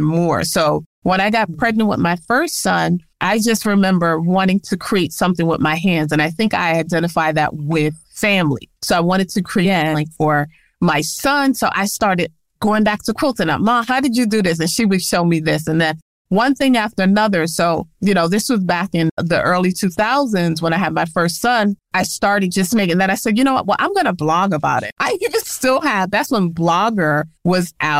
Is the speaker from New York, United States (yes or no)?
yes; New York, United States; I was born and raised in New York, originally from the Bronx